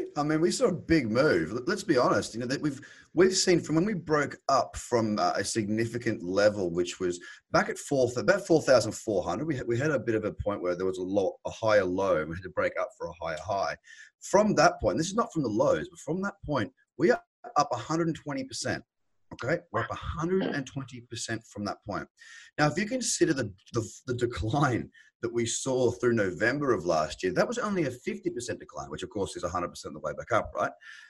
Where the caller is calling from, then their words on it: Sydney, New South Wales, Australia; Sydney, which is covered in this crazy, wild grey fog at the moment.